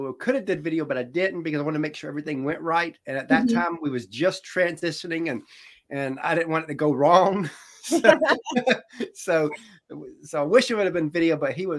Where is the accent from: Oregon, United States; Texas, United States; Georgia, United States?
Georgia, United States; I've always been from Georgia in the South